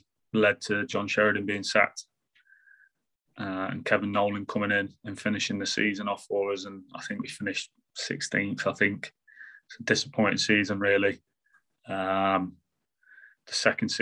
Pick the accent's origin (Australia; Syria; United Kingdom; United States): United Kingdom; Sutton-in-Ashfield, East Midlands; I was born in Nottinghamshire. I was born in Sutton and Ashfield